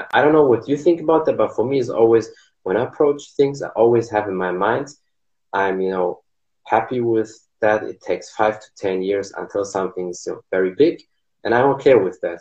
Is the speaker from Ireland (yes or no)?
no; Germany; English is a second language; I'm here from Germany, so I know my English is not perfect